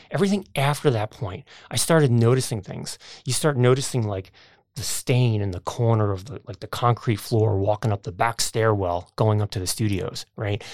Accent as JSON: {"language": "English", "country": "United States", "tie": "born or raised there", "also_born_or_lived": "New Jersey", "said": "growing up outside of New York City"}